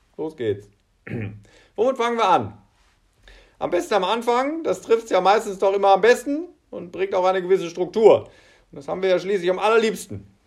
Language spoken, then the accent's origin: German; Germany; Bei uns in Deutschland sind es Klopapier und Nudeln